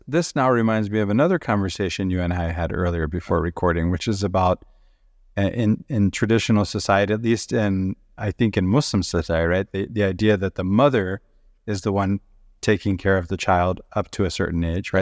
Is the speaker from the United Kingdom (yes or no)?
no; Venezuela; moved away; I grew up in South America and Venezuela